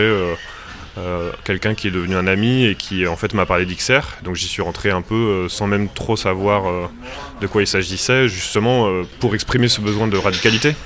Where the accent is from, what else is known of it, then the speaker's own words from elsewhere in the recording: Marne, Grand Est, France; moved away as an adult; now in Paris, France; Moi j'ai grandi donc euh, dans la Marne, euh, à côté Pernets, dans un milieu du coup plutôt viticole et agricole.